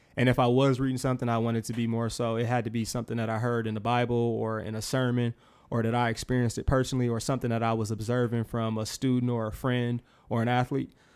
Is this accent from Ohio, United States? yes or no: no; Milwaukee, Wisconsin, United States; born and raised in Milwaukee, Wisconsin.